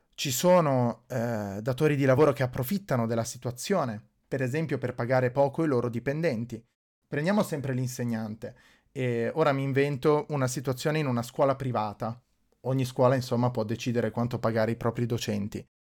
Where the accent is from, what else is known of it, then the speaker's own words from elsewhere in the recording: Ticino, Switzerland; io sono cresciuto in Ticino